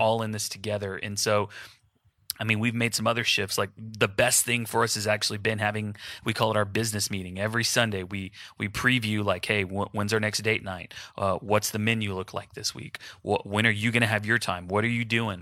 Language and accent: English; Houston, Texas, United States; now in Wichita, United States; So my family's in Houston. I'm from Houston